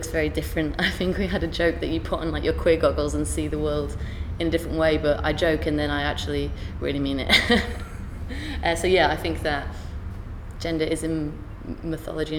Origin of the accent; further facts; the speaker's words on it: York, Yorkshire and the Humber, United Kingdom; also born or lived in Derby; now in London, United Kingdom; I'm from York, I do a lot of work in Derby, or I live in London